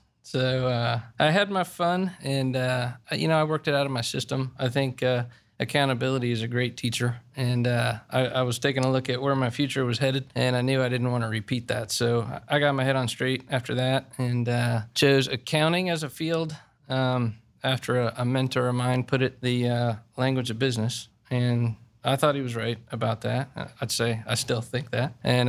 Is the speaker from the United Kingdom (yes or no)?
no; Dublin, Ohio, United States; I grew up here in Dublin, Ohio, and went to Bowling Green State University